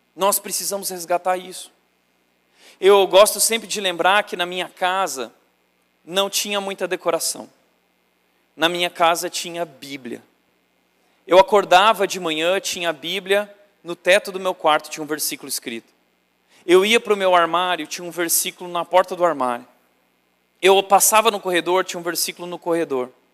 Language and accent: Portuguese; Rio Grande do Sul, Brazil; E não existia seminário no Rio Grande do Sul, eu sou gaúcho